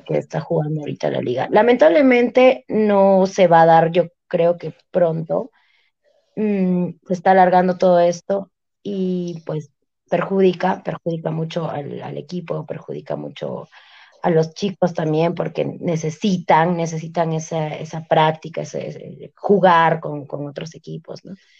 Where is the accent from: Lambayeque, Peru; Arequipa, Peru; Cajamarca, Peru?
Arequipa, Peru; somos hinchas de Melgar, amamos nuestro equipo, somos arequipeños